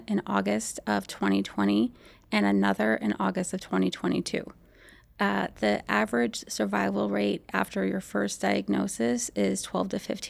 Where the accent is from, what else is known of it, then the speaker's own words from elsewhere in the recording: Arizona, United States; I'm from Arizona